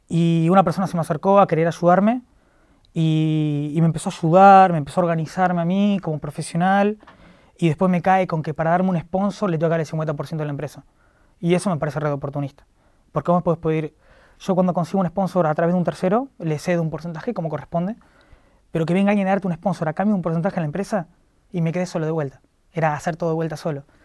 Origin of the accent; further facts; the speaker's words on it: La Plata, Buenos Aires Province, Argentina; yo soy de La Plata, trabajaba en un kiosco de La Plata